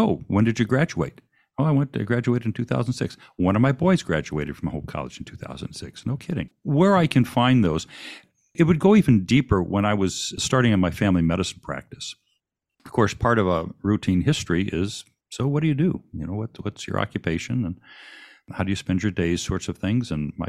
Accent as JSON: {"language": "English", "town": "Saginaw", "region": "Michigan", "country": "United States", "tie": "born or raised there", "said": "I went to high school in Saginaw, Michigan, which mm-hmm. is part of the Tri-Cities there."}